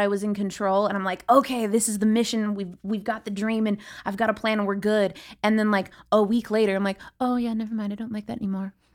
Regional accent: San Diego, California, United States; also born or lived in Los Angeles; I grew up here in San Diego

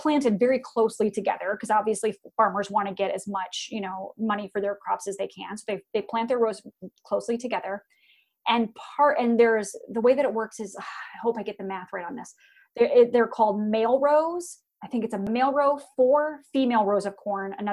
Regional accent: Iowa, United States; born or raised there; moved away

